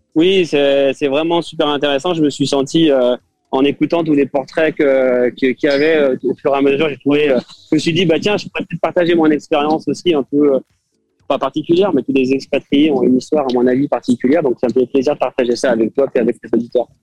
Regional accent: France; accent: French; now in Sherbrooke, Canada; garder mon accent français

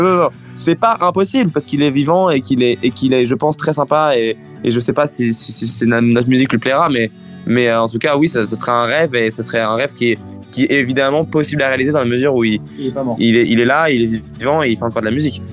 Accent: France; first language French; être français et chanter en anglais

